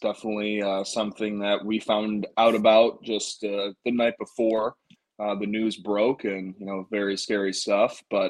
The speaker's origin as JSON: {"language": "English", "town": "Buffalo", "region": "New York", "country": "United States", "tie": "born or raised there", "said": "so I grew up in Buffalo"}